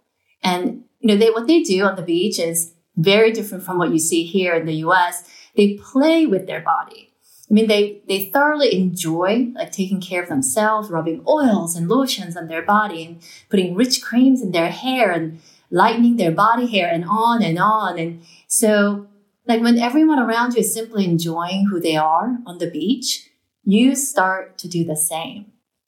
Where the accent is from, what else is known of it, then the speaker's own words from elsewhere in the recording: New York, United States; moved away; I'm from New York. I moved to Brazil with my husband. My son was born in São Paulo.